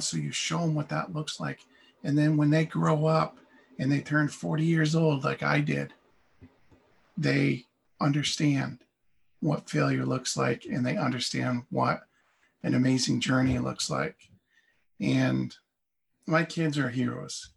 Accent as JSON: {"language": "English", "town": "Castleton", "region": "Vermont", "country": "United States", "tie": "born or raised there", "said": "I grew up in Castleton, Vermont"}